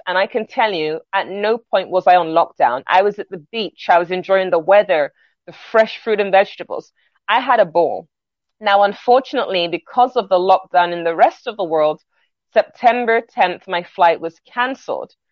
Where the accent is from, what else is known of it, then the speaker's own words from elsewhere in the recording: London, United Kingdom; moved away as an adult; now in New York, United States; I'm originally from London, England. My family are Jamaican.